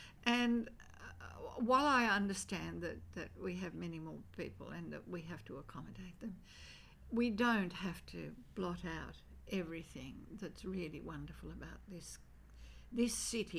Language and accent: English; Sydney, New South Wales, Australia; Five Dock. But it was a very...